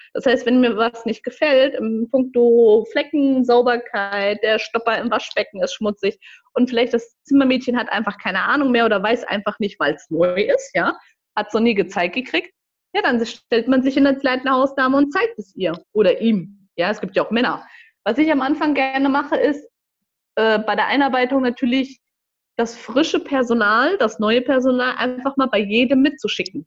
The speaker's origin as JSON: {"language": "German", "town": "Marburg", "region": "Hesse", "country": "Germany", "tie": "born or raised there", "also_born_or_lived": "Frankfurt / Gießen", "said": "komme gebürtig aus Marburg"}